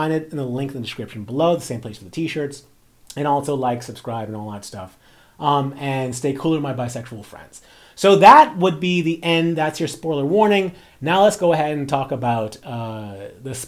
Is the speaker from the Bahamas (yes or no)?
yes; Bahamas; as a person who grew up in a black community, like, I'm from the Bahamas